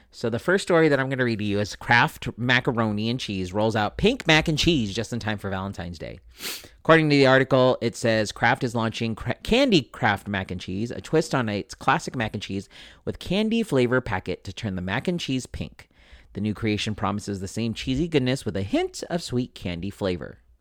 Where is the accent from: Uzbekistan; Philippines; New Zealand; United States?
Philippines; being Filipino, I like to feed people